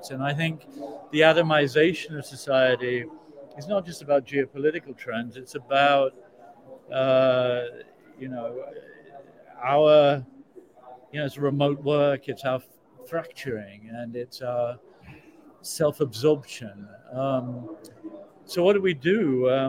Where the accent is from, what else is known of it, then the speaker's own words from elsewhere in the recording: South Africa; I come from South Africa. I mean, I spent my entire childhood and adolescence listening to my relatives saying the cataclysm was coming.